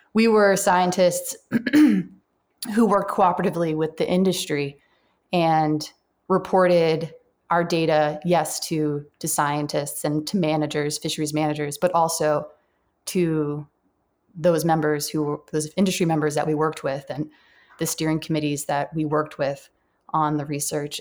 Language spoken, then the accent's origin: English; Central Massachusetts, United States; also born or lived in Dartmouth, Massachusetts / Alaska; I am a New Englander. I grew up in Massachusetts, Central Mass